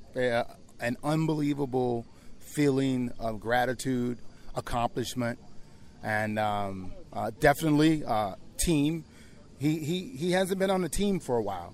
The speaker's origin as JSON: {"language": "English", "town": "New Orleans", "region": "Louisiana", "country": "United States", "tie": "born or raised there", "moved": "yes"}